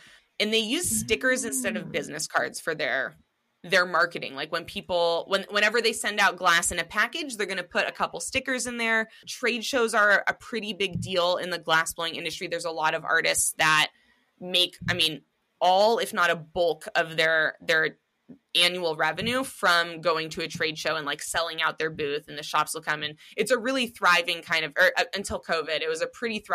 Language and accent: English; Seattle, Washington, United States; me and my husband growing up in Seattle, Washington